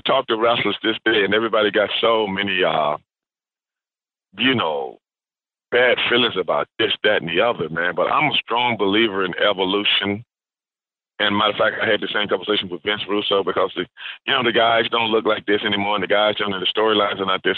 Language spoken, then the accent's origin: English; Houston, Texas, United States; also born or lived in South Park, Houston; when I was growing up in Sunnyside, Texas, Sunnyside neighborhood